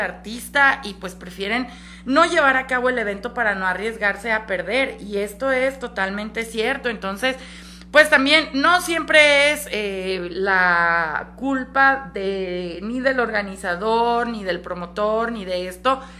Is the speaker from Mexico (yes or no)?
yes; Mexico; somos mexicanos